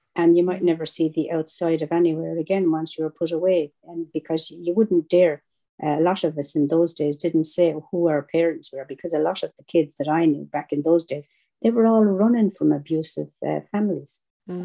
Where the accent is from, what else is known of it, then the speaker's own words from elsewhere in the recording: Ireland; accent: Irish; with an accent like mine, I am Irish.